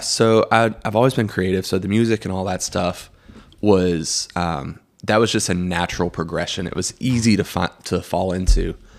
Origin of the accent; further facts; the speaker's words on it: Greenville, South Carolina, United States; also born or lived in Chapel Hill, North Carolina; We moved here, uh, to Greenville when I was, like, three in nineteen ninety-one.